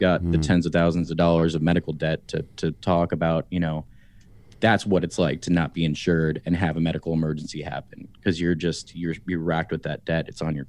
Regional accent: Kansas City, Missouri, United States; There's one where I grew up in Kansas City called the Midwest Music Foundation

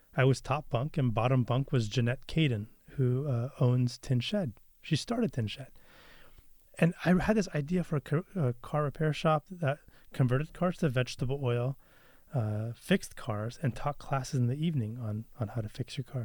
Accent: Beaverton, Oregon, United States; also born or lived in Santa Cruz, California; I grew up in Beaverton

